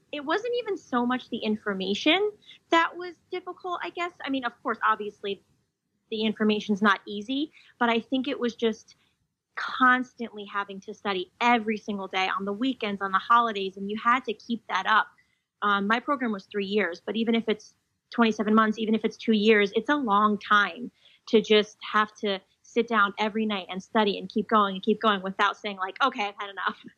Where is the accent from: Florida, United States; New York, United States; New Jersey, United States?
New Jersey, United States; I'm from New Jersey